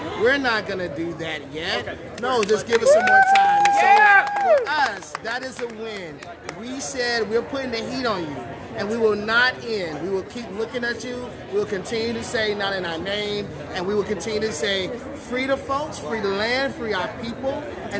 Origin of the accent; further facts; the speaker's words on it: the South, United States; I am a Southerner by birth and by choice